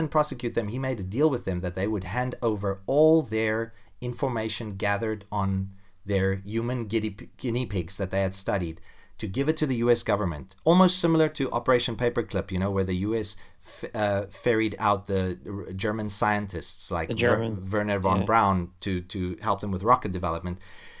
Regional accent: South Africa; I mean, I'm from South Africa.

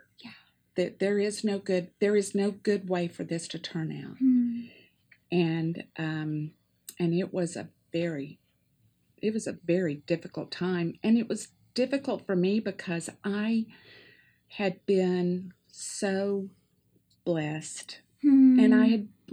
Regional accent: Tennessee, United States; moved away as an adult; also born or lived in Chicago; Henry and I had just moved back to Tennessee from Chicago. So I was in my home state

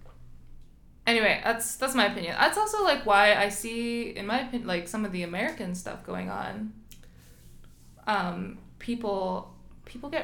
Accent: Canada; growing up in Canada

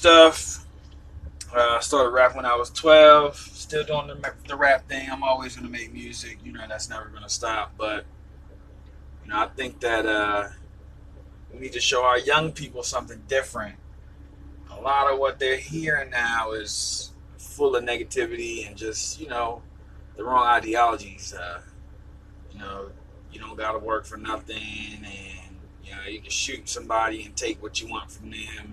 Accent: Southern Maryland, United States; I'm from Southern Maryland

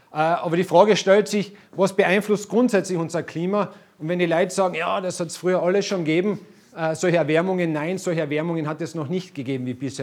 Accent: Carinthia, Austria; bei uns in Kärnten

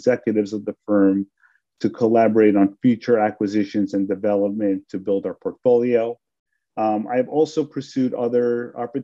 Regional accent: New York City, New York, United States; Being raised in Manhattan

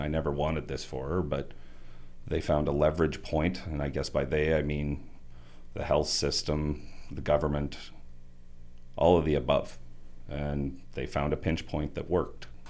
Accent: Turtleford, Saskatchewan, Canada; I grew up in, on a family farm just outside of Turtleford

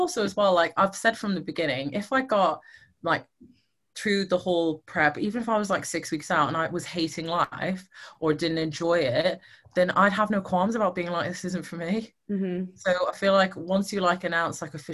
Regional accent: Ireland; moved away as an adult; now in United Kingdom; I'm originally from Ireland. I moved to the UK probably, I think it's nearly 10 years now

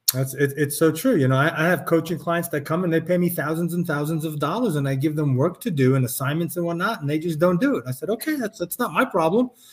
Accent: New York City, New York, United States; growing up in New York City

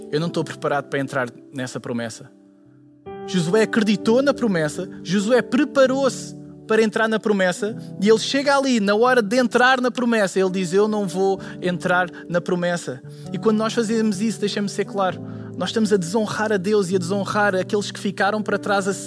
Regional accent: Lisbon, Portugal; now in United States; eu vim de Lisboa para o meio dos Estados Unidos, eu, eu, eu não posso chegar aqui e ficar paralisado.

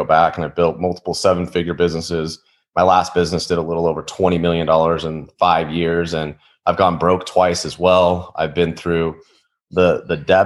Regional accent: Salt Lake City, Utah, United States; born and raised in Salt Lake City, Utah

